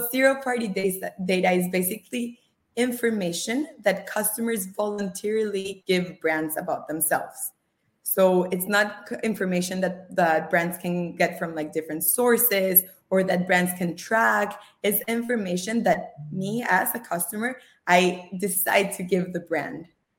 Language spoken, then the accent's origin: English; Costa Rica; English is a second language; also born or lived in Australia / Israel; now in United States; So I am originally from Costa Rica, you remember, right? I've lived throughout my life in different countries, more than 5, including Australia, Israel.